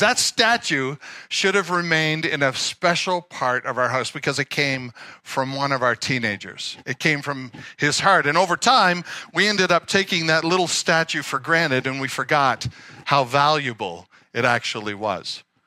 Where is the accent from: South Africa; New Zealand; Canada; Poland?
Canada; Nova Scotia; I grew up in Nova Scotia